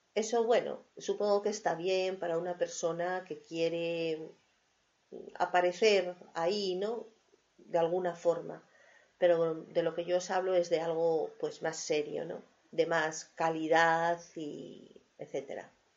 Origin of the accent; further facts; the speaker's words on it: Avilés, Asturias, Spain; moved away; allí en la zona de donde yo vivía, en Avilés, donde yo nací, hay muchas casas indianas